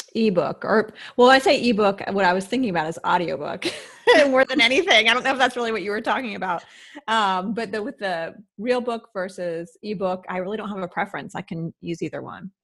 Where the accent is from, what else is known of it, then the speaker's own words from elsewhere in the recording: Midwest, United States; moved away; I grew up in the Midwest